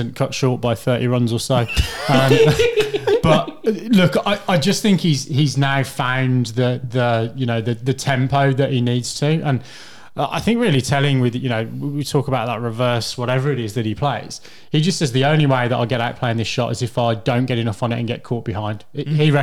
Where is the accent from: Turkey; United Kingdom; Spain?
United Kingdom; Birmingham, West Midlands; Birmingham, my hometown.